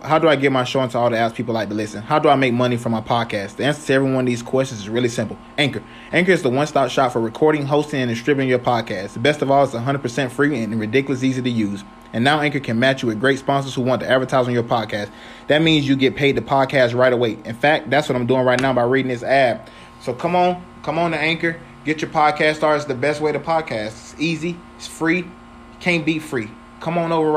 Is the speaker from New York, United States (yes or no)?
no; Florida, United States; also born or lived in Tallahassee, Florida / Greenville, Florida; I grew up, born and raised in Florida. Born in Tallahassee, Florida, lived there until my grandmother got sick, you know, and then we moved away, you know, to a small town in Greenville.